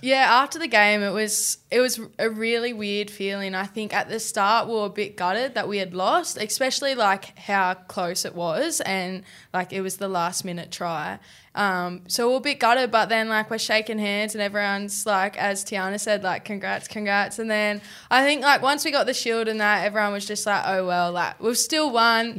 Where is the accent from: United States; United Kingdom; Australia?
Australia; Tweed Heads, New South Wales; up to Tweed when I was seven